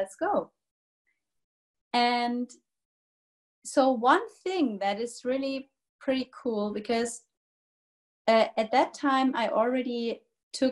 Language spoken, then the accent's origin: English; Germany; I'm from Germany